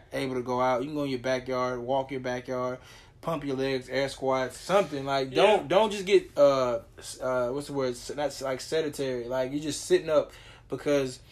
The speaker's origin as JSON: {"language": "English", "town": "Beaumont", "region": "Texas", "country": "United States", "said": "I am from Beaumont"}